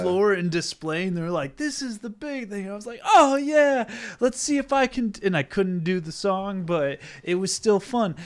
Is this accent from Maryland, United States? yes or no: no; Southern New Hampshire, United States; moved away; I grew up in Southern New Hampshire